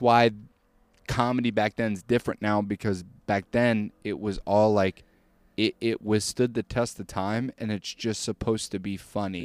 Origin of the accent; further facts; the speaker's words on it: Missouri, United States; I'm from Missouri, I go, "I'm from the greatest state ever,"